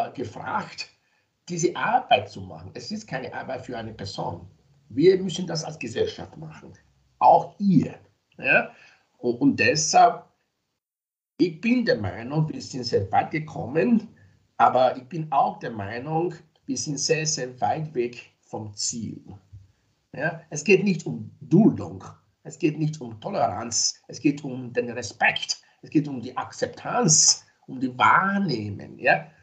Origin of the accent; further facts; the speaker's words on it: Nigeria; now in Graz, Austria; ich bin zwar in Nigeria geboren, ich lebe aber in Österreich seit mehr als 30 Jahren. Also das heißt, dass ich schon länger da bin in Österreich als in Nigeria